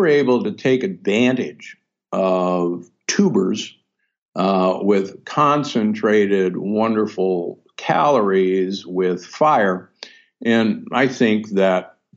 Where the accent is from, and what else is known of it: Omaha, Nebraska, United States; born or raised there; moved away; also born or lived in Milwaukee, Wisconsin